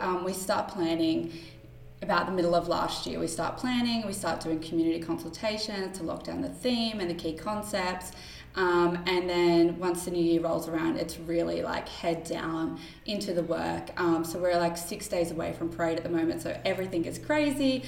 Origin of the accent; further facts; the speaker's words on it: Wollongong, New South Wales, Australia; moved away as an adult; now in Sydney, Australia; So I grew up in Wollongong, so not too far from Sydney, but I was born and raised down in Wollongong